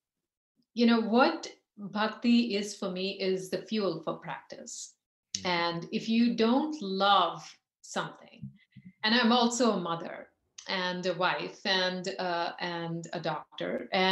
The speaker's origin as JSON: {"language": "English", "country": "India", "tie": "born or raised there", "said": "growing up in India"}